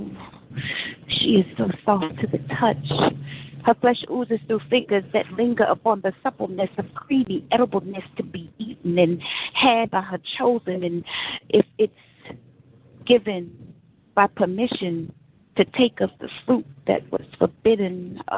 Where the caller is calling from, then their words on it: San Francisco, California, United States; Hey, this is … I'm calling from San Francisco.